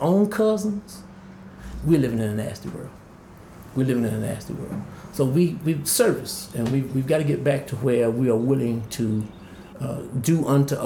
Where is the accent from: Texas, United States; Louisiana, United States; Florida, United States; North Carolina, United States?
North Carolina, United States; Greensboro; my hometown of Greensboro